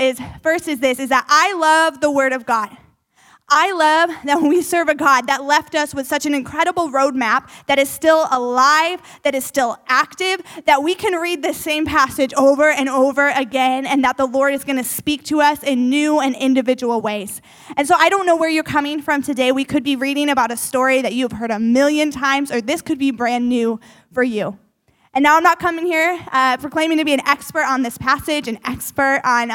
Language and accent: English; Northwest Indiana, United States; moved away as an adult; also born or lived in Wisconsin; now in Madison, United States; I grew up in Northwest Indiana